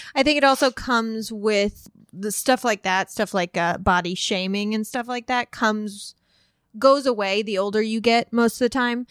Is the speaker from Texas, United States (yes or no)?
no; Southern Illinois, United States; I grew up in Southern Illinois